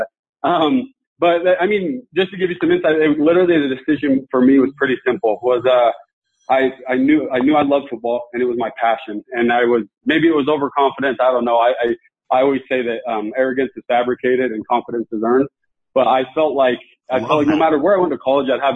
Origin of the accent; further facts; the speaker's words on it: Utah, United States; I grew up here in Utah